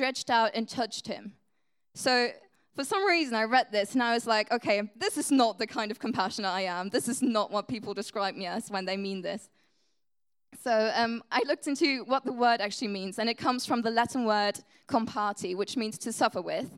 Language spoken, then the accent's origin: English; Germany; first language German; English is a second language; moved away; English is not my first language. I'm from Germany